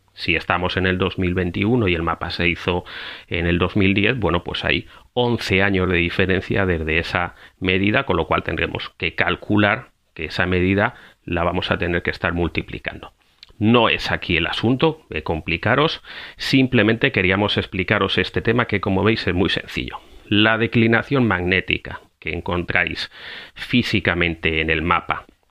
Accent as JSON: {"language": "Spanish", "country": "Spain", "moved": "yes", "lives_now": "Costa Rica", "said": "España. De donde vengo"}